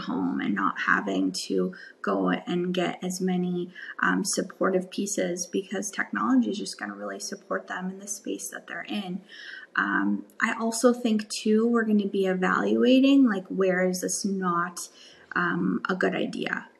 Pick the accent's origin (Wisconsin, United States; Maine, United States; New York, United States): Wisconsin, United States; I grew up in Wisconsin, um, the Midwest